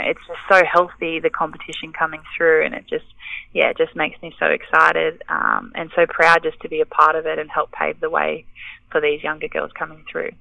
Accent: Bega, New South Wales, Australia; I grew up in Bega

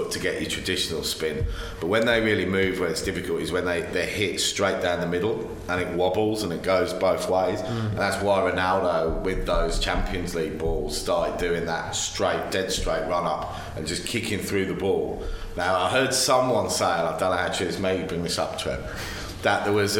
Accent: England, United Kingdom; now in Australia; living in Australia but ultimately being English

